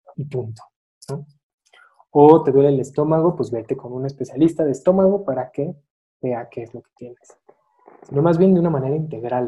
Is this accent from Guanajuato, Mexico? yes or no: yes; Irapuato, Guanajuato, Mexico; also born or lived in Tijuana; now in Mexico City, Mexico; nací en la Ciudad de México, crecí en la ciudad de Irapuato, Guanajuato.